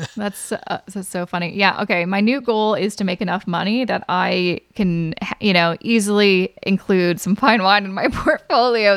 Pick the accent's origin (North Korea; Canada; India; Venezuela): Canada; I am also Canadian